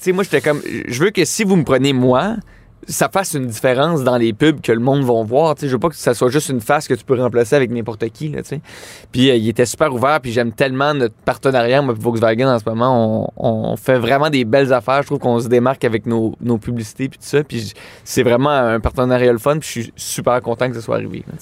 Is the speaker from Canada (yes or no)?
yes; Laval, Quebec, Canada; je viens de Laval